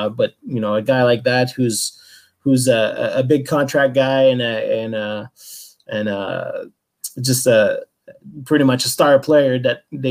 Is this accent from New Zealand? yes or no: no; Canada; I'm a Canadian guy